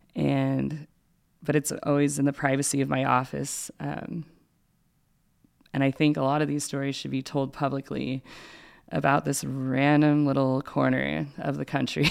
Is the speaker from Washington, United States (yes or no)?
yes; Spokane, Washington, United States; I grew up in the Catholic community of Spokane, K through eight